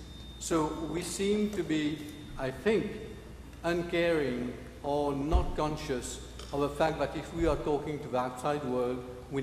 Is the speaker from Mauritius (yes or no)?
yes; Mauritius; moved away; I'm originally from Mauritius.